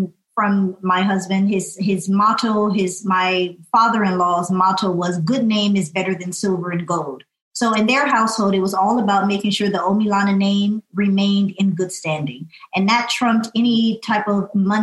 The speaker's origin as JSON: {"language": "English", "town": "Inglewood", "region": "California", "country": "United States", "tie": "born or raised there", "also_born_or_lived": "Columbus, Ohio / Chicago / New York", "moved": "yes", "said": "I'm actually, like you, from California. I grew up in Inglewood, California. Went to Inglewood High"}